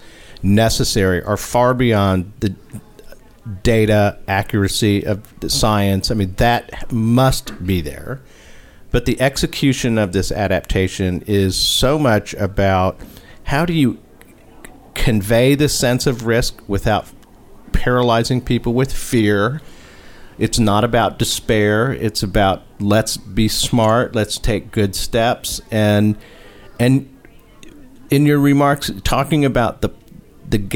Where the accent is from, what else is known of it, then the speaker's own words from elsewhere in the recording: Texas, United States; we're from Texas